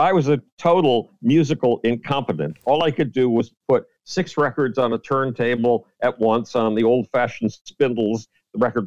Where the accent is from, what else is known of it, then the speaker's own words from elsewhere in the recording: Buffalo, New York, United States; the University of Buffalo, my hometown university